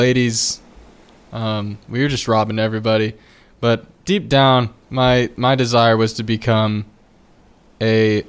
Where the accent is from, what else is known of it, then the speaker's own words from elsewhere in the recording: Trenton, New Jersey, United States; born there; I was born in Trenton, New Jersey.